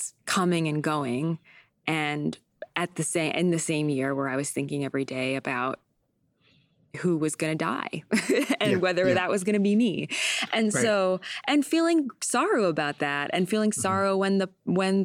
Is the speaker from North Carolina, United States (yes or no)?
no; San Diego, California, United States; also born or lived in Vermont; now in New York, United States; grew up in San Diego where there are seasons, but like not exactly.